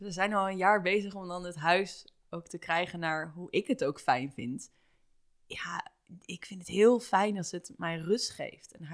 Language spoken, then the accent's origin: Dutch; Rotterdam, South Holland, Netherlands; moved away as an adult; also born or lived in Toronto / Bali; now in Amsterdam, Netherlands; ik kom wel echt uit Rotterdam